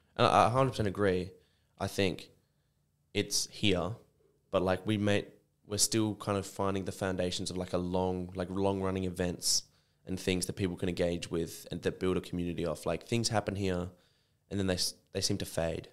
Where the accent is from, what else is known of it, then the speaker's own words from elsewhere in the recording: Sydney, New South Wales, Australia; now in Perth, Australia; I was born in Sydney